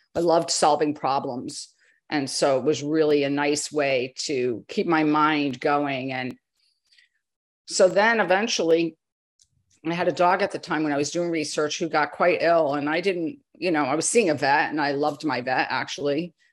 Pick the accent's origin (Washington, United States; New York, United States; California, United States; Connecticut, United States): Connecticut, United States; I grew up in Connecticut in farm country